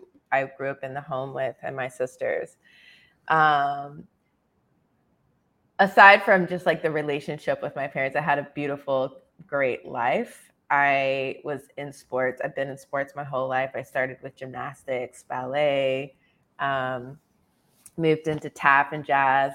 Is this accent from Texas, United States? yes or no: yes; San Antonio, Texas, United States; I was born and raised in San Antonio, Texas